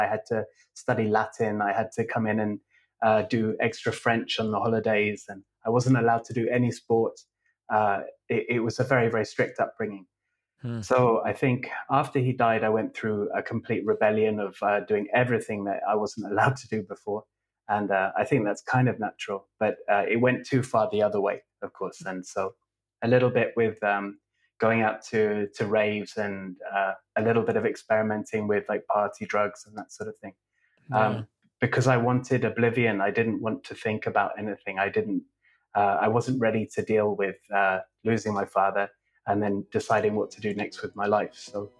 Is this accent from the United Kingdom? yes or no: yes; England, United Kingdom; also born or lived in Scotland; I was born in Scotland and I lived there until I was five. And then we moved to England to about three or four different places as I was growing up.